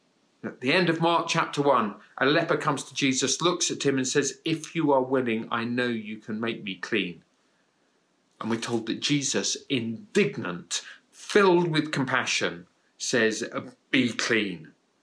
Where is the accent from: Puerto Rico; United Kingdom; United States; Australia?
United Kingdom; It was in a county town in the UK. But for years beforehand, it was my hometown.